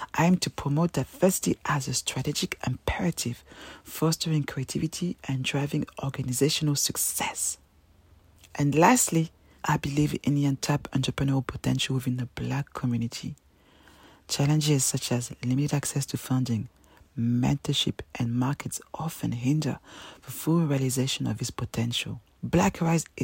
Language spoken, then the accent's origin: English; Paris, Île-de-France, France; English is a second language; moved away as an adult; also born or lived in Cameroon (ancestry); now in London, United Kingdom; I'm a proud African Cameroonian woman, born and raised in Paris